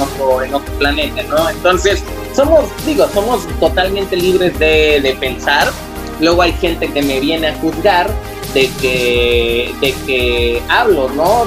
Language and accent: Spanish; Acapulco, Guerrero, Mexico; yo vengo de Acapulco